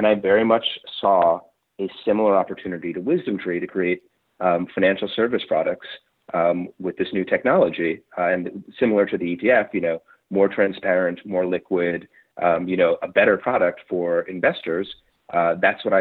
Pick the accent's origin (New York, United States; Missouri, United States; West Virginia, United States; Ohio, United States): New York, United States; New York City; I grew up in New York City, Manhattan, most of my life